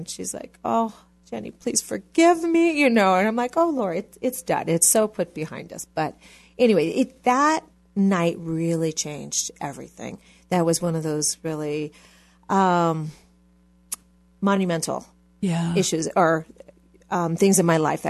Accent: Hawaii, United States; I, like you said, grew up in Hawaii

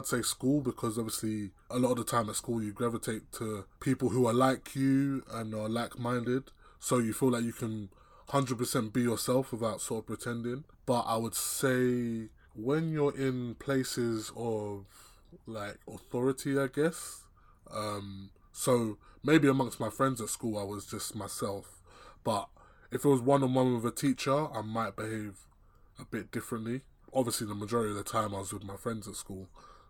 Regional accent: Nigeria; being a person of colour, me specifically being Nigerian or Nigerian origin, I guess you could say that, you know, there's some aspects to those two cultures that clash.

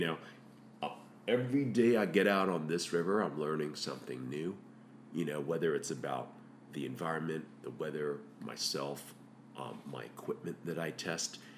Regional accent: Hong Kong; moved away; I grew up in Hong Kong

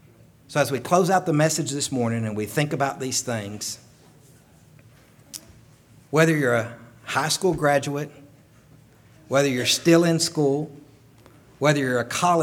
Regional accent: Chilhowee, Virginia, United States; I'm from Chilhowee, Virginia.

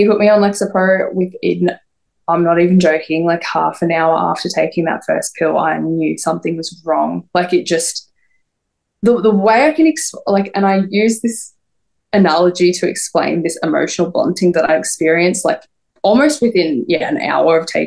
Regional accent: Melbourne, Victoria, Australia; obviously I'm from Australia

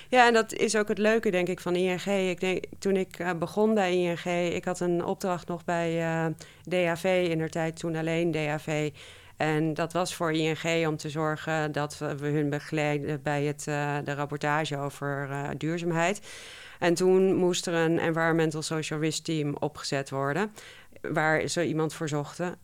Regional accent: Twente, Overijssel, Netherlands; ik ben opgegroeid in Twente

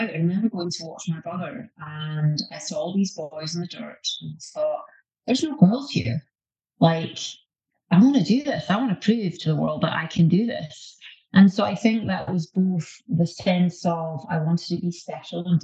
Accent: Scotland, United Kingdom; the Calvinistic aspect uh, of my DNA being Scottish.

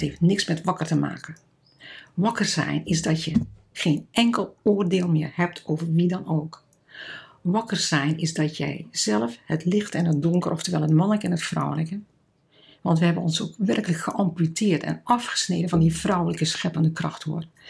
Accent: Netherlands; moved away; also born or lived in Kenya; als Nederlanders

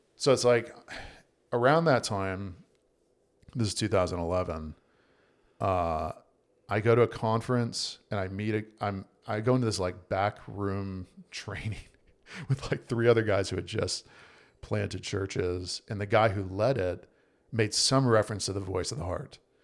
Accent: Virginia, United States; moved away as an adult; also born or lived in South Carolina / North Carolina; I was born in Virginia

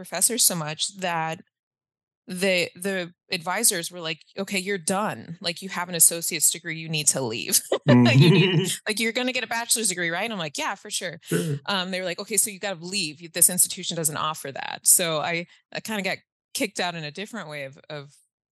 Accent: Allen, Texas, United States; I grew up in North Texas, in Allen, Texas, specifically

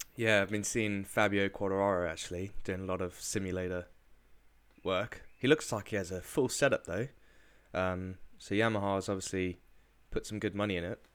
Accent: South Africa; moved away; I was brought up in South Africa

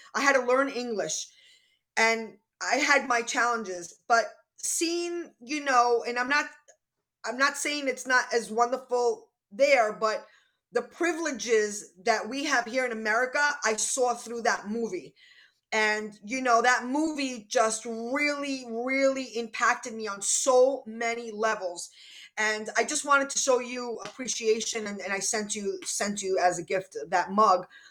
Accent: New York, United States; I'm from New York. I don't stop talking.

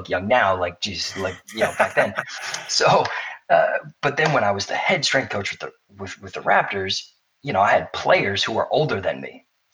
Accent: Boston, Massachusetts, United States; I'm from Boston

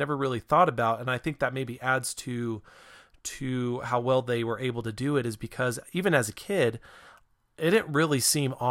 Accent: Reno, Nevada, United States; I grew up in Reno

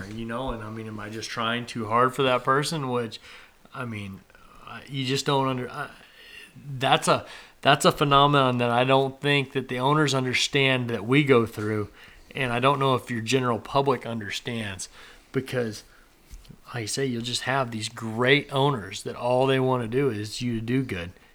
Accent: Nebraska, United States; I grew up in Nebraska up there

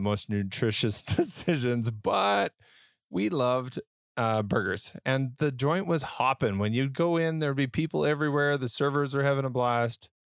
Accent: Western Canada, Canada; born or raised there

